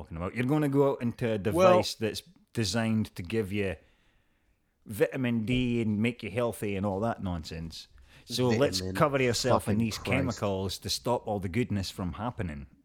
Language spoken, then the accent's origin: English; Scotland, United Kingdom; I'm Scottish